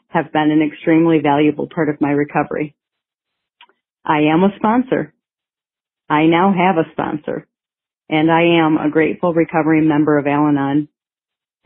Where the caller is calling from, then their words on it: Michigan, United States; I am calling from Michigan